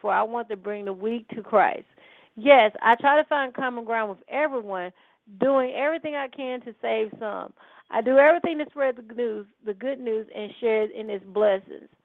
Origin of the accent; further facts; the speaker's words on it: Holly Grove, United States; I say I'm from Holly Grove